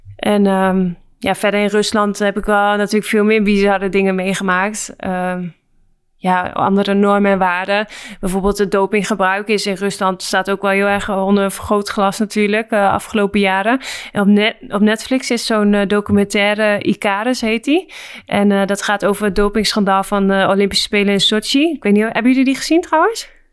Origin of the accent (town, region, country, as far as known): Netherlands; moved away as an adult; also born or lived in Saint Petersburg, Russia